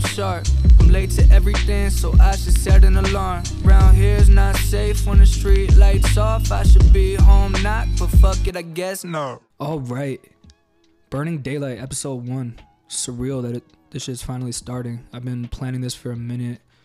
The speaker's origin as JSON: {"language": "English", "region": "New York", "country": "United States", "tie": "born or raised there", "also_born_or_lived": "Maryland", "moved": "as an adult", "lives_now": "Los Angeles, United States", "said": "I grew up in New York. I've been in LA for four months"}